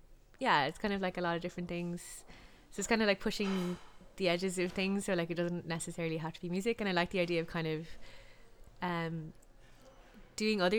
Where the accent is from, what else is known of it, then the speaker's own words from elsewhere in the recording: Lahinch, Munster, Ireland; I'm from Lahinch